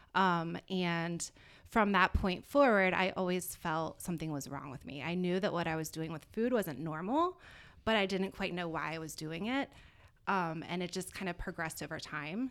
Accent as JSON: {"language": "English", "town": "Virginia Beach", "region": "Virginia", "country": "United States", "moved": "as an adult", "lives_now": "South Florida, United States", "said": "I'm originally from Virginia Beach, Virginia"}